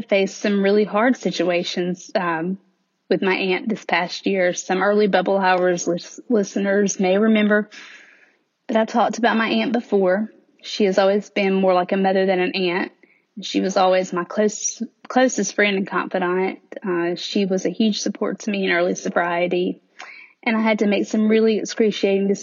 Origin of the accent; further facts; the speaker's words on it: the South, United States; accent: Southern; in case my accent doesn't make it obvious, I do live in the South, and I have lived in the South all of my life